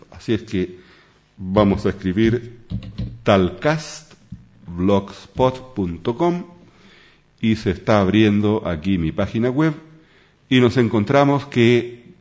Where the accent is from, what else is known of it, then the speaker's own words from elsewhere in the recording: Chile; now in Sweden; soy chileno, vivo en Suecia, hace ya por más de 20 años la patria es la patria